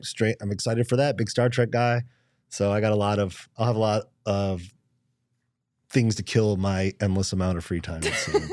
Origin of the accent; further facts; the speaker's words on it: Michigan, United States; now in Phoenix, United States; I grew up in Michigan